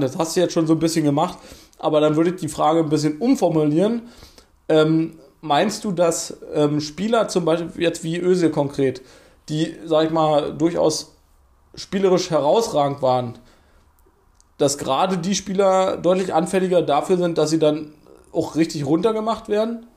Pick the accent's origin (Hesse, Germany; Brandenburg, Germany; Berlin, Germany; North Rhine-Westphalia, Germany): Berlin, Germany; bei uns in Berlin